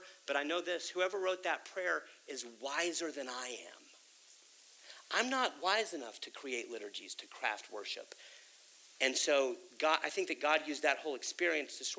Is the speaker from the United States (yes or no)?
yes; Texas, United States; I'm a native Texan, and I grew up in the Baptist church